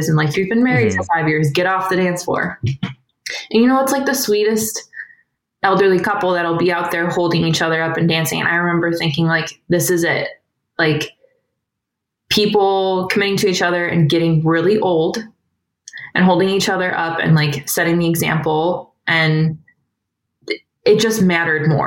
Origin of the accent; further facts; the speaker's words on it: Cleveland, Ohio, United States; also born or lived in Kent, Ohio; now in Akron, United States; I grew up right outside of Cleveland, went to college at Kent where I met my husband, Dave. And then we now live in Akron